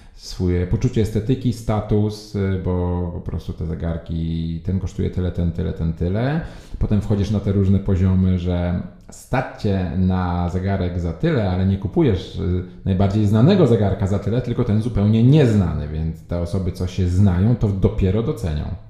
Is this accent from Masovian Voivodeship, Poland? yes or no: yes; Warsaw, Masovian Voivodeship, Poland; ja jestem z Warszawy, to od razu zaznaczam, od dziecka z Mokotowa, obecnie mieszkam w Saskiej Kępie